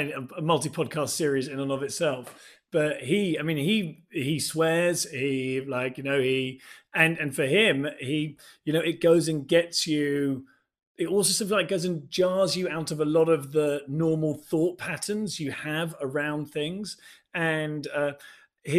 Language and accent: English; England, United Kingdom; growing up in England